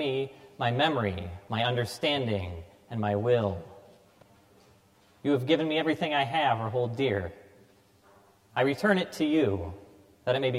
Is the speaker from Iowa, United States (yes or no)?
yes; Cedar Rapids, Iowa, United States; I was born here in Cedar Rapids, baptized at All Saints Parish